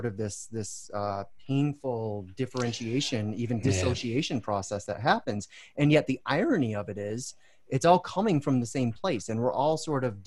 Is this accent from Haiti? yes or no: no; United States; an American